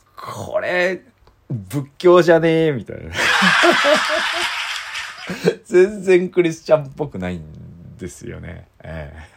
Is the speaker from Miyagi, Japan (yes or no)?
no; Iizuka, Fukuoka, Japan; 僕の出身校の飯塚高校